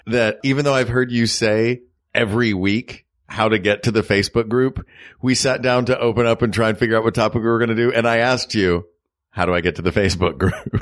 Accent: United States

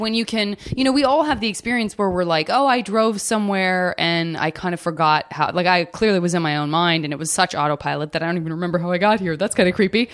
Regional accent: Arizona, United States; now in Los Angeles, United States; I'm from Arizona

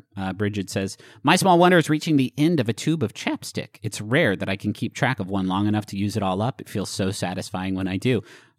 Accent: Huntington, West Virginia, United States; Growing up in Huntington

